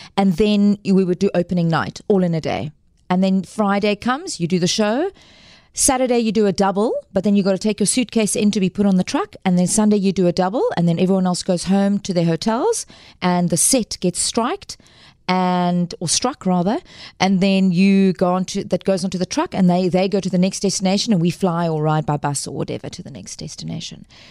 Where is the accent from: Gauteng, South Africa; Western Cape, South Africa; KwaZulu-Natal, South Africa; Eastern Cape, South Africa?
Western Cape, South Africa; Cape Town; also born or lived in Johannesburg; originally from Cape Town and born and bred Capetonian